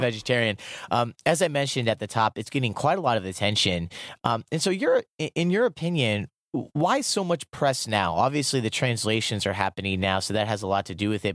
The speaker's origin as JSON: {"language": "English", "region": "Iowa", "country": "United States", "tie": "born or raised there", "moved": "yes", "said": "Growing up in Iowa"}